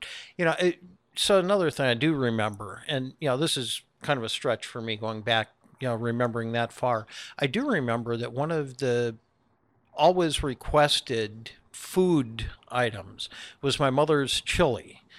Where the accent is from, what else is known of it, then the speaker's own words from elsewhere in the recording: Wisconsin, United States; All right, so I grew up in Wisconsin, just outside of Milwaukee